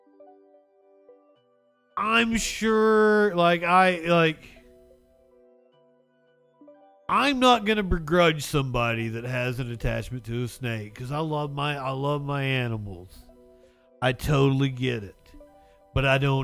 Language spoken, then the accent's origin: English; Appalachia, United States; accent: Appalachian; growing up in Appalachia. I was in the mountains all the fucking time as a kid